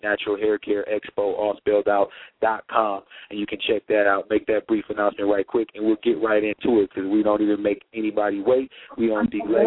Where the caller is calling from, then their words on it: Millbrook, Alabama, United States; I'm calling from Millbrook, Alabama